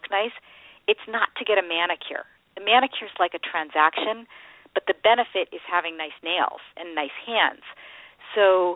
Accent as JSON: {"language": "English", "area": "Silicon Valley", "region": "California", "country": "United States", "tie": "born or raised there", "said": "I grew up in Silicon Valley, so I've always been in this world of technology and entrepreneurs"}